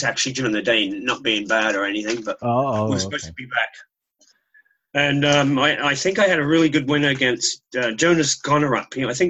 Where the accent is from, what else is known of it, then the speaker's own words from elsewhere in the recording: Australia; moved away as an adult; also born or lived in Calgary, Canada; now in Vancouver, Canada; moving back to Aussie, hopefully.